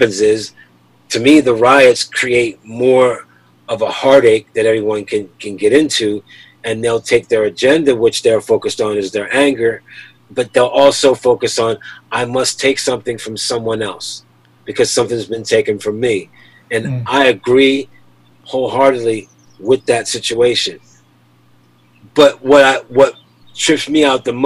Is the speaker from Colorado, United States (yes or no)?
no; Philadelphia, Pennsylvania, United States; also born or lived in Delaware; As a kid growing up in Philly